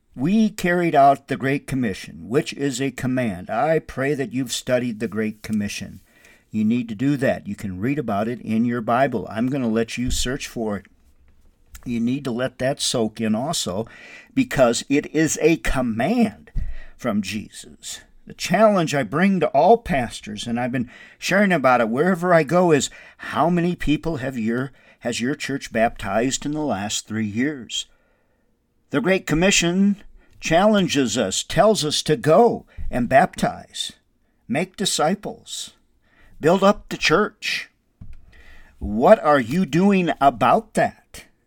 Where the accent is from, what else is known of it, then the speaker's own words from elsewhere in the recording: Windom, Minnesota, United States; moved away; I lived in Wyndham, Minnesota, my hometown